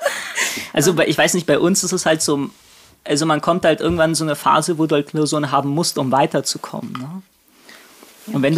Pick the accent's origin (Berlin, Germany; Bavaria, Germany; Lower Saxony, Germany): Berlin, Germany; moved away as an adult; now in Kiel, Germany; Ich komme aus Berlin ursprünglich, bin seit Ende 2019 in Kiel